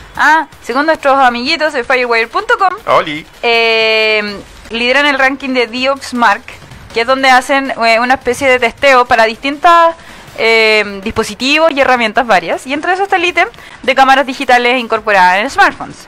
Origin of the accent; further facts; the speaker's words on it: 25 minutes from Peru, Arica y Parinacota, Chile; yo nací a, 25 minutos ah, de Perú